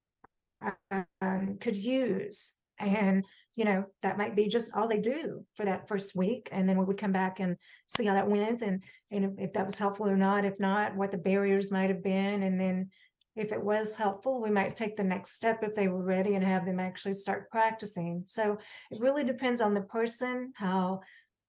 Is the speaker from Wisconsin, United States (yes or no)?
no; Johnson City, Tennessee, United States; in my hometown of Johnson City